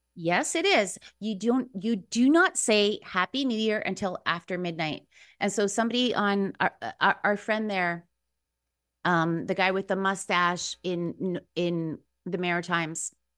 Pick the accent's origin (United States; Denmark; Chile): Chile; moved away; I was born in Chile.